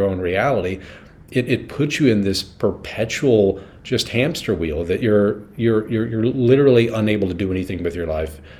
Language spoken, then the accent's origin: English; the South, United States; growing up in the South